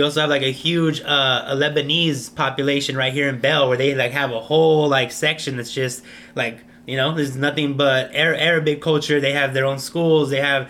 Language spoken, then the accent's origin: English; El Salvador; It's like, no, sir, I am from El Salvador.